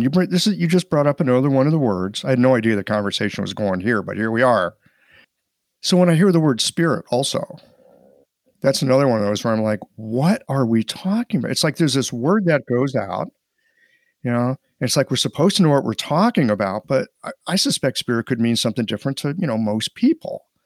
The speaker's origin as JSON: {"language": "English", "town": "St. Louis", "region": "Missouri", "country": "United States", "moved": "as an adult", "said": "I'm just this, like, hick from Missouri"}